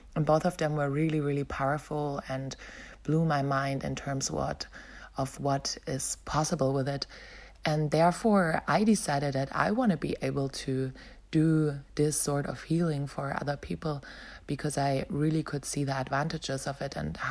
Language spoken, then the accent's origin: English; Berlin, Germany; moved away as an adult; also born or lived in Melbourne, Australia; I decided to return back to my hometown, Berlin.